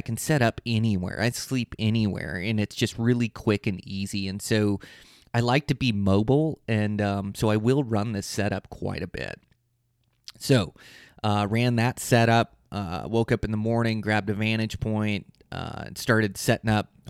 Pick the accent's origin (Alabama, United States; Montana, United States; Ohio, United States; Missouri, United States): Montana, United States; I planned a trip the last week of bow season, my home state of Montana.